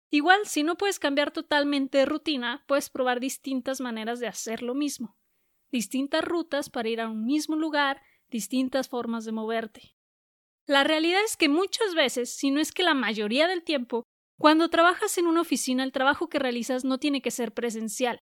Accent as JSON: {"language": "Spanish", "town": "Guadalajara", "region": "Jalisco", "country": "Mexico", "said": "que queda como a cuatro horas y media de Guadalajara, que es de donde soy"}